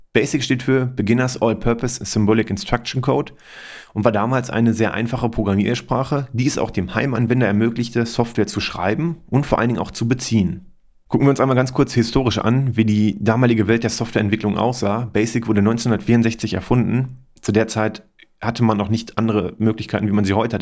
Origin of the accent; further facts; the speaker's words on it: Germany; hier bei uns in Deutschland